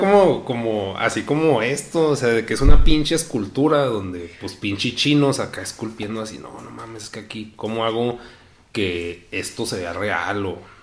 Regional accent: Mexico; nací en México

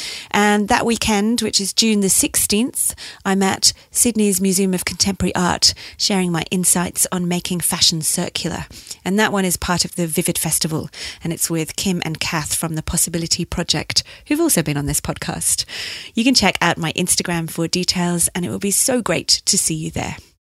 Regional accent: Leeds, Yorkshire and the Humber, United Kingdom; He's fabulous. But I'm from Leeds.

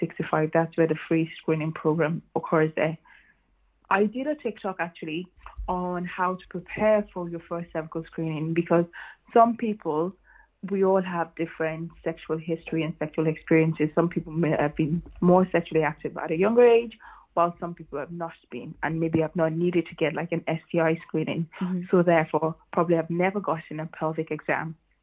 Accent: Blanchardstown, Leinster, Ireland; also born or lived in Nigeria; I am a Nigerian Irish. I was born in Nigeria. Then I moved to Ireland when I was, I think, about 14, 15, thereabouts. And then grew up in Blanchardstown

